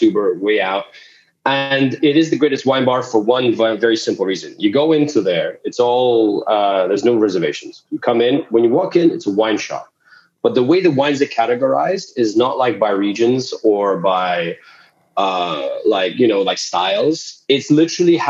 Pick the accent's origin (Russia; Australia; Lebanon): Russia; moved away; I was born in Russia. I'm from Eastern Europe with family in Ukraine as well.